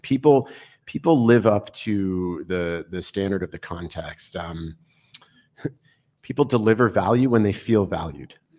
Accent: New York City, New York, United States; moved away; also born or lived in Boulder, Colorado; I was born in Brooklyn, New York on a crisp March morning

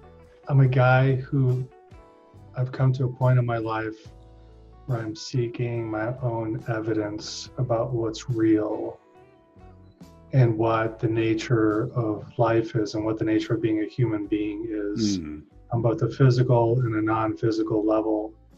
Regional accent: Philippines; also born or lived in Hong Kong; So I grew up in Asia. I was in the Philippines when that happened, and I was in the Philippines for most of my childhood. Then Hong Kong, and we visited Thailand, Japan.

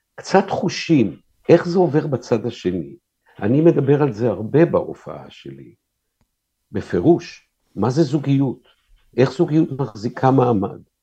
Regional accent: Tel Aviv, Tel Aviv District, Israel; אני גדלתי בתל אביב, אשכרה, מרכז תל אביב.

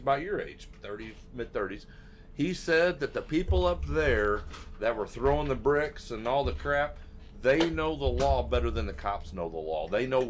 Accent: St. Louis, Missouri, United States; I'm from St. Louis by Ferguson.

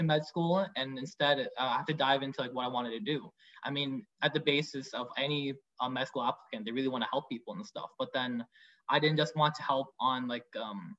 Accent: Vietnam; now in Canada; I'm from Vietnam

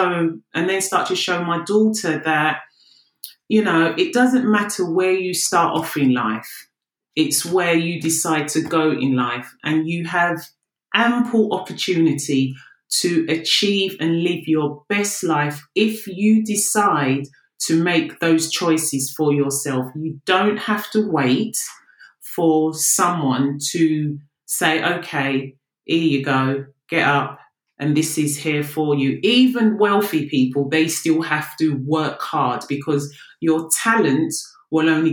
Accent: London, United Kingdom; I'm from the UK. South London's finest

